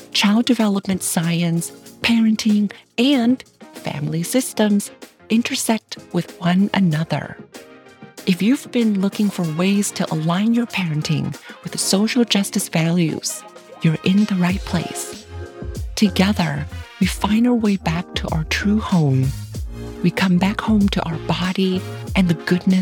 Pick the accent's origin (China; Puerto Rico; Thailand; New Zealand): Thailand; moved away as an adult; now in United States; growing up in Thailand